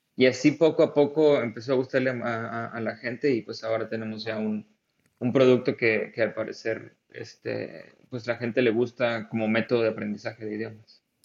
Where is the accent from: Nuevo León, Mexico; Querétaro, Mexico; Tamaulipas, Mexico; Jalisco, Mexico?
Tamaulipas, Mexico; Tampico; moved away as an adult; also born or lived in India / California, United States; now in Germany; yo soy de Tampico y, estuve ahí pues casi toda, toda, eh, todo mi tiempo de estudiante